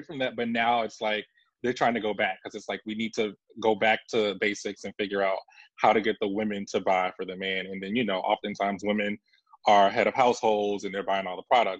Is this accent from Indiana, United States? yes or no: no; Savannah, Georgia, United States; Especially growing up in Savannah, Georgia.